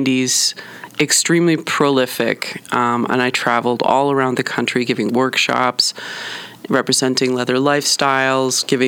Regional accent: Philadelphia, Pennsylvania, United States; I'm from Philadelphia

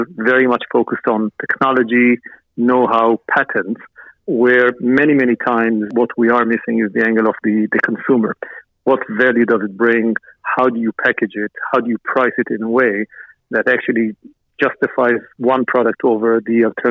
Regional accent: Israel; moved away as an adult; also born or lived in New York, United States; I was born and raised in Israel, moved to New York at the early 1990s

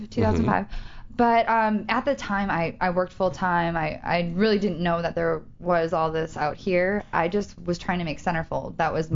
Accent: Milwaukee, Wisconsin, United States; moved away; I'm a Midwest girl. I'm from Wisconsin, Milwaukee.

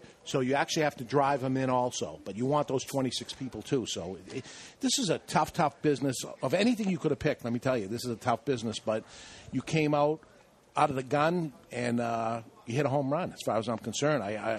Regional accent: Boston, Massachusetts, United States; we have some sort of funny accent, she was saying. Where are you boys from? Well, we're from Boston

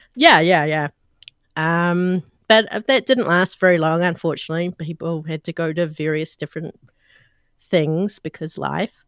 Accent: New Zealand; from the accent, you guys know I'm not American. I'm actually from New Zealand

